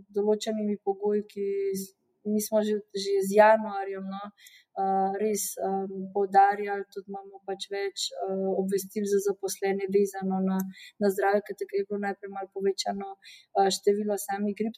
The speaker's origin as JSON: {"language": "Slovenian", "country": "Slovenia"}